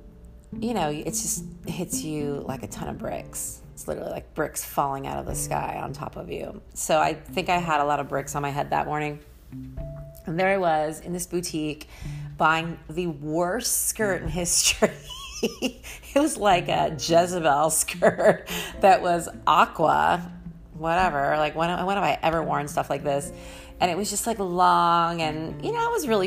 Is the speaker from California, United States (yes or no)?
yes; San Francisco, California, United States; also born or lived in Los Angeles, California; I used to have an ego being a San Franciscan